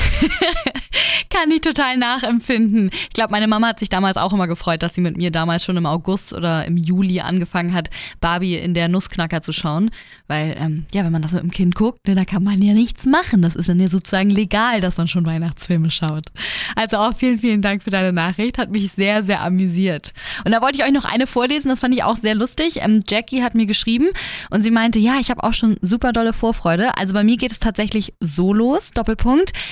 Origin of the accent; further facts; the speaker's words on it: Hamburg, Germany; bei uns in Hamburg